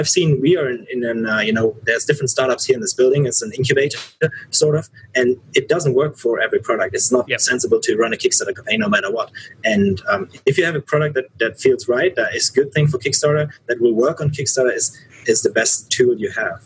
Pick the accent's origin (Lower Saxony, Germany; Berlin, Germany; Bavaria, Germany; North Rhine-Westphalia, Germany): North Rhine-Westphalia, Germany; Cologne; I grew up in Cologne